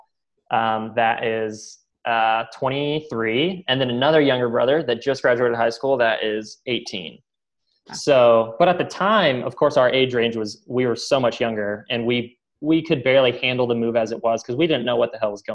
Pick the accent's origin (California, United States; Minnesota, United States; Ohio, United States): Ohio, United States; Columbus; moved away; also born or lived in Phoenix; I was born and raised in Columbus, Ohio, and had a great childhood